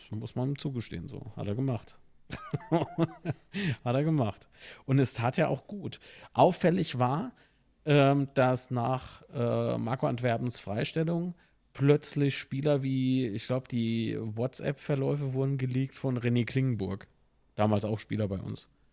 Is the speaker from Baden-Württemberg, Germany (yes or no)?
no; Kaiserslautern, Rhineland-Palatinate, Germany